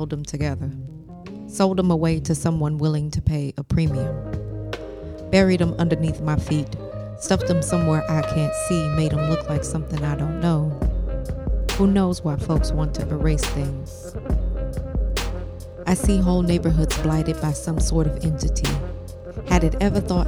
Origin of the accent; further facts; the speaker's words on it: St. Louis, Missouri, United States; moved away; returning back home to my hometown of St. Louis, Missouri